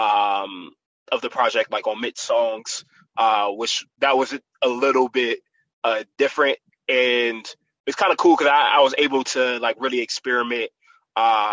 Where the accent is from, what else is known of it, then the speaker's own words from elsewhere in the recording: Columbus, Ohio, United States; Being born and raised like in Columbus, Ohio, I went to like high school and stuff, like Reynoldsburg area